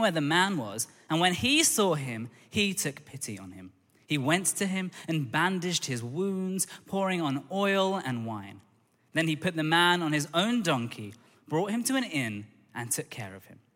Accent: London, United Kingdom; I grew up in Tooting in Southwest London

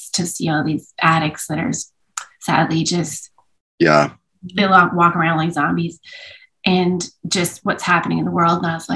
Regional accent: Edmonton, Alberta, Canada; also born or lived in Vancouver; I grew up in Edmonton when in some years where Edmonton won things

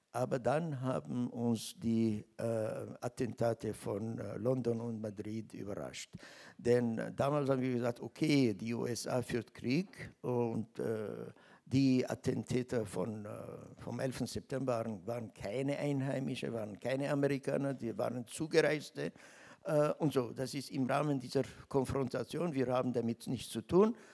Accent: Austria; Man wollte signalisieren, also bei uns in Österreich geht es anders.

